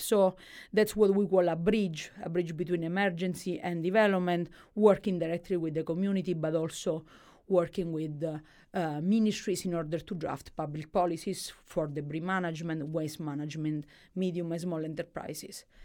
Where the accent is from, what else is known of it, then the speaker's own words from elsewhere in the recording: Calabria, Italy; English is a second language; moved away as an adult; also born or lived in Milan, Italy; growing up i-, in Calabria, eh, is a tho-, a tough things. Like, you grow up in one of the poorest region of Italy